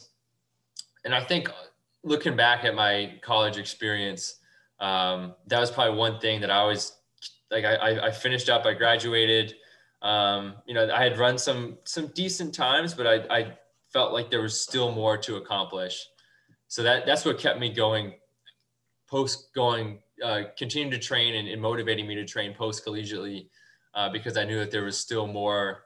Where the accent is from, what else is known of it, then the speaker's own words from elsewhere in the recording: Woodstock, Illinois, United States; now in Chicago, United States; I grew up in Woodstock